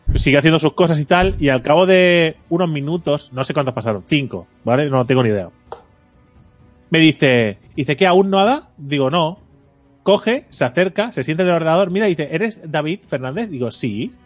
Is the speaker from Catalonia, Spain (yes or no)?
yes; Mataró, Catalonia, Spain; Soy de Mataro